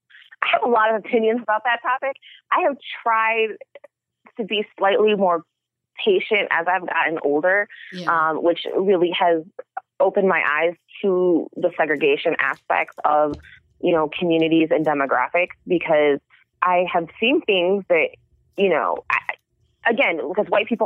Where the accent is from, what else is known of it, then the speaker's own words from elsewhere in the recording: Chicago, Illinois, United States; I'm from Chicago. We have a huge police brutality problem.